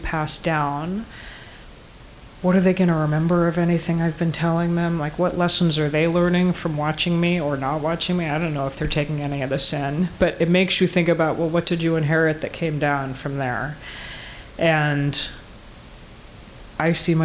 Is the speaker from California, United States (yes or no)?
no; Georgia, United States; moved away; I have some wood in the garage back in Atlanta. I grew up in Georgia.